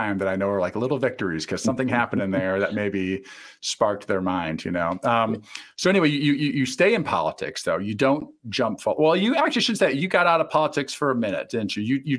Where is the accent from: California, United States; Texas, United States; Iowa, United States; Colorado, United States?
Iowa, United States; Eastern; I'm from Eastern Iowa, and there's a lot of similarities there in a lot of ways. And, you know, I grew up in a small town of 6,000 people.